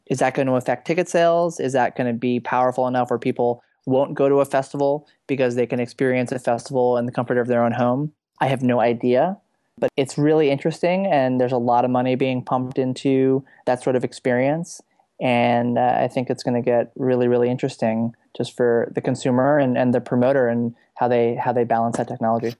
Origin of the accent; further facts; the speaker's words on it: New York City, New York, United States; my hometown of New York City